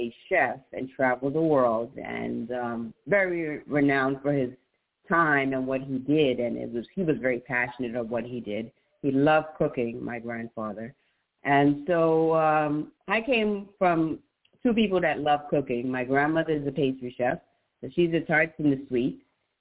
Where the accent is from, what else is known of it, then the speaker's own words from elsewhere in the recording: New York City, New York, United States; accent: New Jersey; also born or lived in Manhattan / Long Island / Staten Island; I was born in Brooklyn, New York, East Flatbush, New York, to be exact. And I lived there for some many, many years, my early upbringing.